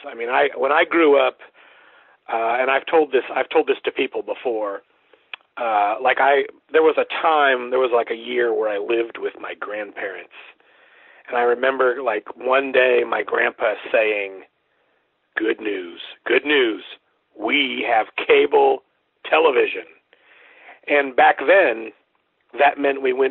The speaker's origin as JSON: {"language": "English", "region": "Central Florida", "country": "United States", "tie": "born or raised there", "also_born_or_lived": "Sanford, Florida / Ocala, Florida / Pensacola, Florida", "moved": "as an adult", "lives_now": "Baton Rouge, United States", "said": "I'm originally from Central Florida. I was born in Sanford, which is kind of near Orlando. And I went to high school in the Ocala area."}